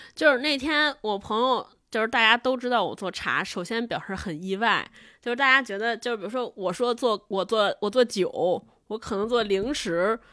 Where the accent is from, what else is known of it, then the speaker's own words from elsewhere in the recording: China; 我们都是中国人